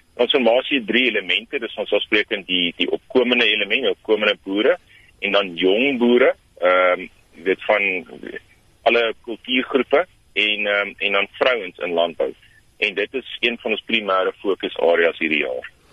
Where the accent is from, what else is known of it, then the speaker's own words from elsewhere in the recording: South Africa; as Suid-Afrikaners